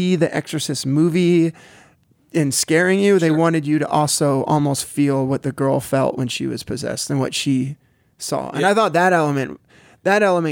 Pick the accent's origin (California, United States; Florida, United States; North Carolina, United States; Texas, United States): Florida, United States; South; I grew up in South Florida